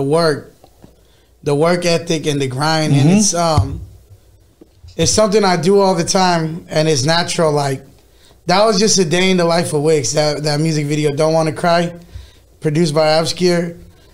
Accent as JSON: {"language": "English", "town": "Fresno", "region": "California", "country": "United States", "tie": "born or raised there", "said": "Born and raised in Fresno my whole life"}